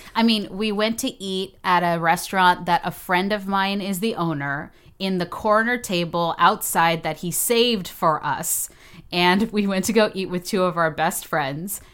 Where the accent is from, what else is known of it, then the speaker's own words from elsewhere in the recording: Texas, United States; moved away as an adult; also born or lived in Houston, Texas / New York; now in Los Angeles, United States; I'm from Texas